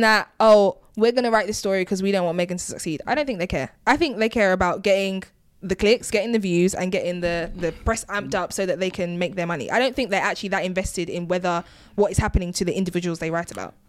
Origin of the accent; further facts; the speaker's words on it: United Kingdom; I'm, I'm British. I'm Nigerian